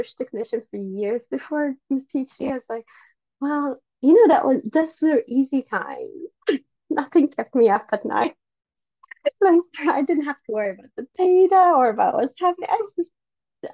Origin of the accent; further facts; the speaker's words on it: Sweden; moved away as an adult; I come from an Egyptian background. I grew up in Sweden